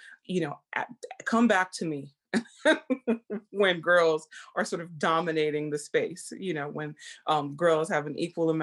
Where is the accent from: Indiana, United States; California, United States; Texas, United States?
Texas, United States; I grew up in the South, in Texas